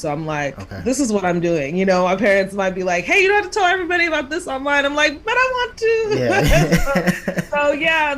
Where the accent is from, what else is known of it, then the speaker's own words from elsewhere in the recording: Dallas, Texas, United States; also born or lived in Kansas / Houston; I was born in Kansas, but raised in Texas for the most part